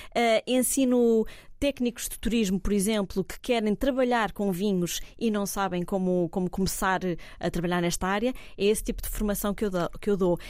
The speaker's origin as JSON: {"language": "Portuguese", "town": "Cascais", "region": "Lisbon", "country": "Portugal", "tie": "born or raised there", "moved": "yes", "lives_now": "Évora, Portugal", "said": "eu sou de, da costa portuguesa, sou de Cascais, nasci em Cascais"}